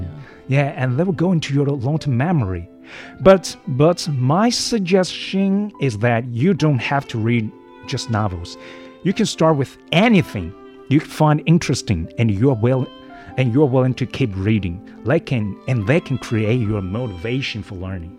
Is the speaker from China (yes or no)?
no; Taoyuan, Taiwan; English is a second language; moved away as an adult; now in Hualien, Taiwan; I'm a from Taoyuan actually